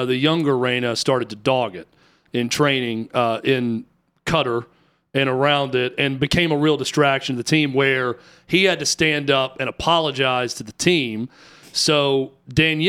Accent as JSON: {"language": "English", "country": "United States", "said": "I'm American."}